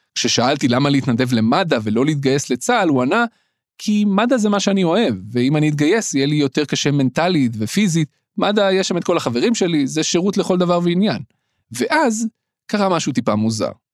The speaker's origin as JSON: {"language": "Hebrew", "town": "Petah Tikva", "region": "Central District", "country": "Israel", "tie": "born or raised there", "moved": "yes", "said": "גדלתי בפתח תקווה"}